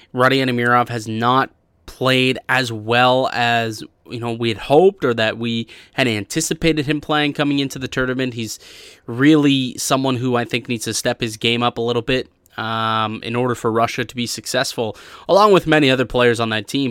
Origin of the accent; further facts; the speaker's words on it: Canada; I still bleed red and white as a Canadian